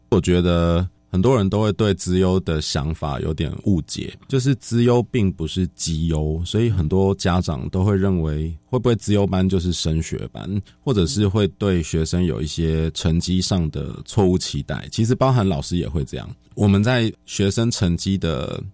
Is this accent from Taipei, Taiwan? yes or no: yes; Taipei, Taiwan; also born or lived in Hsinchu; 我自己一方面想要回台北教书，我是台北人嘛